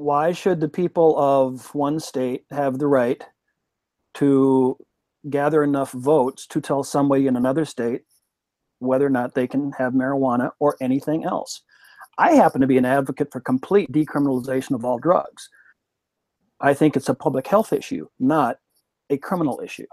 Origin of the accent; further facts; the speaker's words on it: Minnesota, United States; moved away; As a Minnesotan, formerly